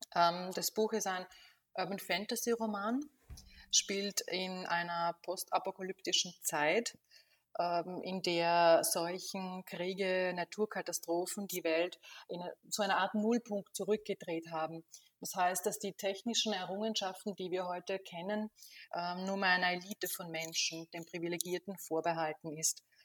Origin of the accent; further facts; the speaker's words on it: Burgenland, Austria; Ich komme aus Österreich, aus dem Osten, aus dem Burgenland